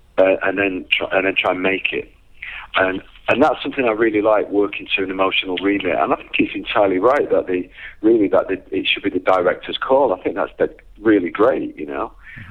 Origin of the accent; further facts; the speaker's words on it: England, United Kingdom; born or raised there